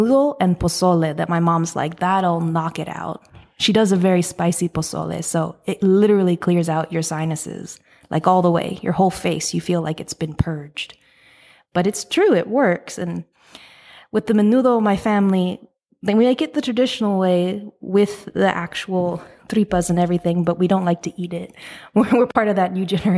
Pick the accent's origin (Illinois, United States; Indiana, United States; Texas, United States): Texas, United States; San Antonio; I'm from San Antonio, Texas. Lived here my whole life.